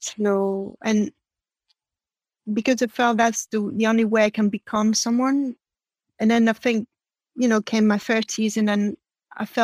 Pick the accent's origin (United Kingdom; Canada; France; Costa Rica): France; first language French; English is a second language; moved away as an adult; I'm born and raised in France